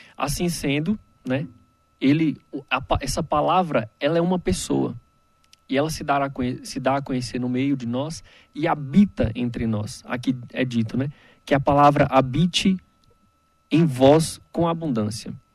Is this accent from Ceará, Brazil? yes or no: no; Brasília, Federal District, Brazil; Sou daqui da Arquidiocese de Brasília mesmo